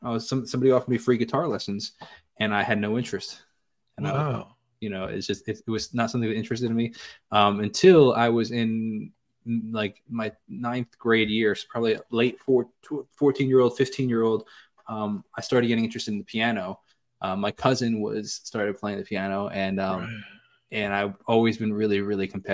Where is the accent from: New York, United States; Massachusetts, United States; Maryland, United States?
New York, United States; Northport; Born and raised in New York